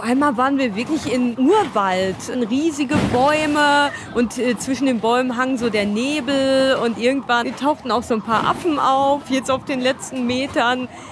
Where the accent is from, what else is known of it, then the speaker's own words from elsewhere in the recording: Germany; wir als Deutsche